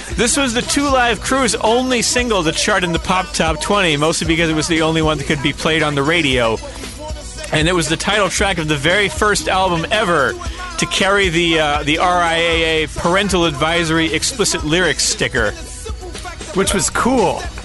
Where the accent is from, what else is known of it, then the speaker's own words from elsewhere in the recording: Louisiana, United States; growing up in Louisiana